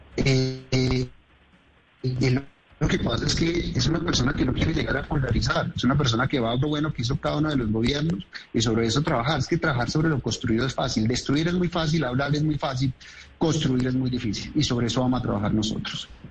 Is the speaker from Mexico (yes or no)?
no; Antioquia, Colombia; Yo también soy antioqueño